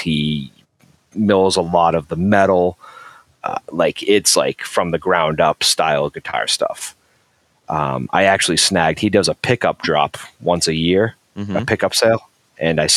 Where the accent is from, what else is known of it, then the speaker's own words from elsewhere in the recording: Massachusetts, United States; also born or lived in Marshfield, Massachusetts; I'm from Massachusetts. I'm from a town. I live in a town called Marshfield, which is like 40 minutes south of Boston